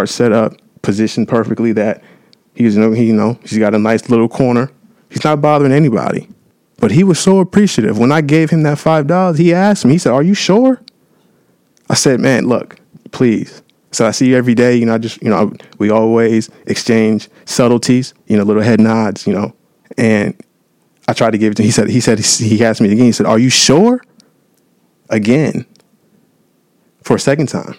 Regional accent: San Diego, California, United States; now in Los Angeles, United States; I'm born and raised down in San Diego, California

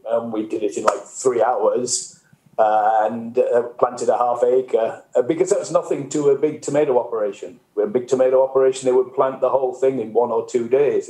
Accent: the north of England, United Kingdom; moved away as an adult; also born or lived in Mexico; now in United States; you guess from my accent, I come originally from the north of England, but I've uh, came to work in the US more than 30 years ago

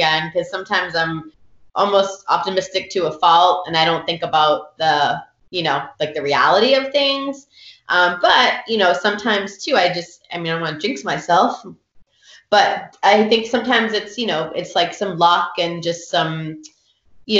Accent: Bedford, Massachusetts, United States; I grew up in Bedford when Davis was K-5 and Lane was K-5

